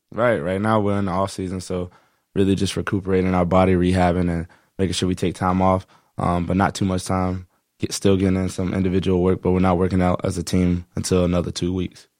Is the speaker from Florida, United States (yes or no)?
yes; Sarasota, Florida, United States; I grew up in Sarasota, Florida